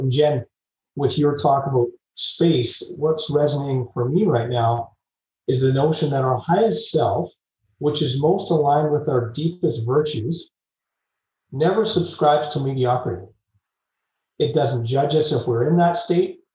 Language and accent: English; Vancouver, British Columbia, Canada; moved away; also born or lived in Calgary, Alberta; I grew up in Vancouver and then moved to Calgary by the Rocky Mountains